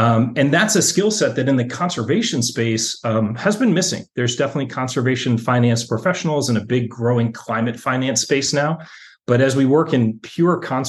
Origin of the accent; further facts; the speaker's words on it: Washington, District of Columbia, United States; moved away; also born or lived in New York; I grew up in Washington, D.C., on the East Coast